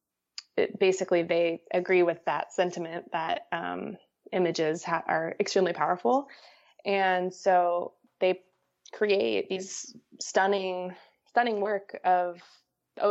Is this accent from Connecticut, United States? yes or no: yes; Connecticut, United States; I was just shooting around my hometown. I'm from Connecticut, and I would walk on the beaches in the Long Island Sound